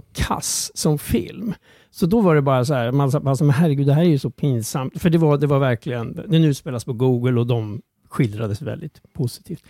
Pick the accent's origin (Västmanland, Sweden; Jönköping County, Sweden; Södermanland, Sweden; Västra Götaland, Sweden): Södermanland, Sweden; Strängnäs; jag låg hemma i Strängnäs